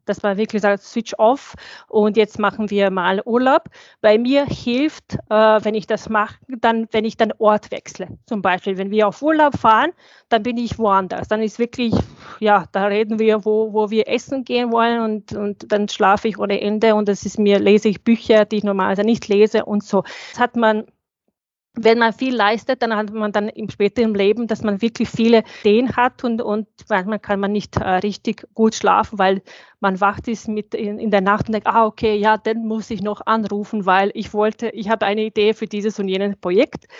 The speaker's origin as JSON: {"language": "German", "country": "Bosnia & Herzegovina", "tie": "born or raised there", "also_born_or_lived": "Sarajevo", "second_language": "German", "moved": "as an adult", "lives_now": "Austria", "said": "ich bin 1987 geboren, ich bin in Bosnien geboren, also ich habe ähm, Krieg überlebt"}